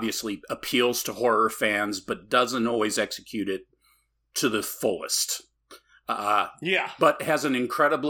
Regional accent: United States; back in the 60s and the 70s, growing up in the United States

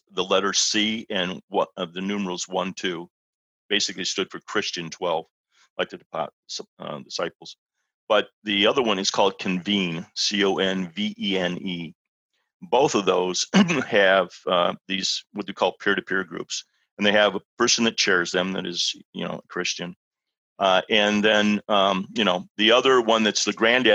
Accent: Libertyville, Illinois, United States; I'm in a little church here in my hometown here in Libertyville

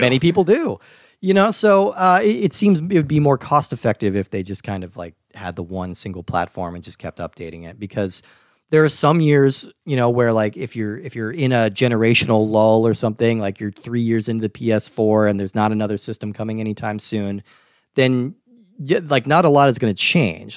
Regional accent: United States; growing up in America

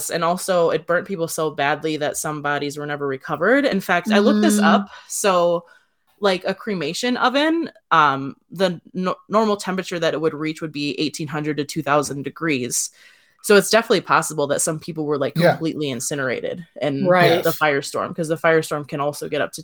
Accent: Wisconsin, United States; born and raised in Wisconsin

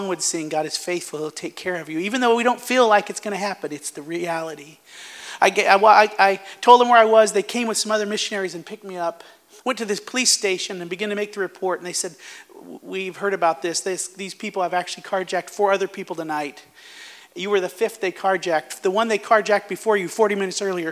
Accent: United States; moved away as an adult; also born or lived in Zambia; as American

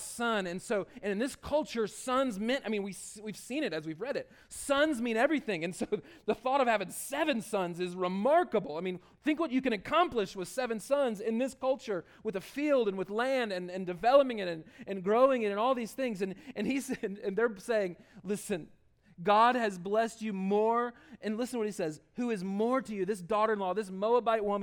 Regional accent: the South, United States; accent: southern; my southern accent

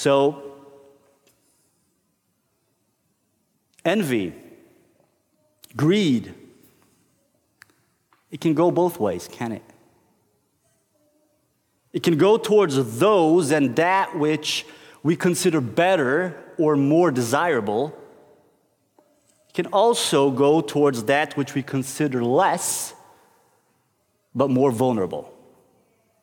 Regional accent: Brazil; moved away as an adult; now in Norway; I grew up in Brazil

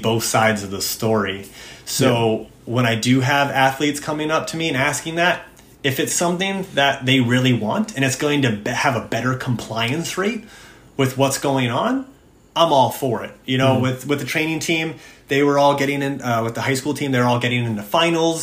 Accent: United States; I'm an American

